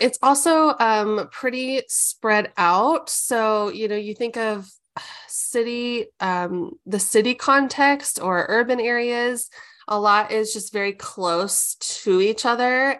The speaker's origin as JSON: {"language": "English", "town": "Omaha", "region": "Nebraska", "country": "United States", "tie": "born or raised there", "said": "I was raised in Omaha, Nebraska"}